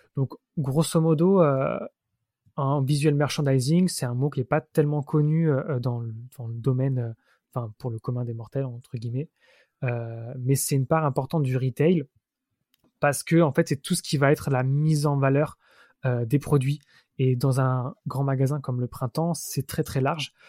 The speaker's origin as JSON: {"language": "French", "town": "Mittelbronn", "region": "Grand Est", "country": "France", "tie": "born or raised there", "also_born_or_lived": "Montpellier / Strasbourg", "moved": "as an adult", "lives_now": "Paris, France", "said": "je suis né à Montpellier, j'ai vécu 7 ans dans le sud de la France. Ensuite, je suis arrivé dans un petit village de Moselle, près de l'Alsace, euh, qui s'appelle Mittelbronn, où j'ai passé mon adolescence"}